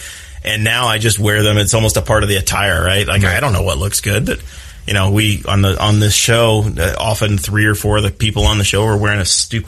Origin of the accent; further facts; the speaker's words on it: New Castle, Indiana, United States; we're from Newcastle.